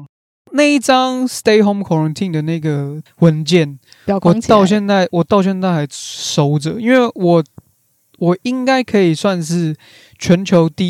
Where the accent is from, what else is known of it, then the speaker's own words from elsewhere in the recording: Taiwan; 我们台湾人、亚洲人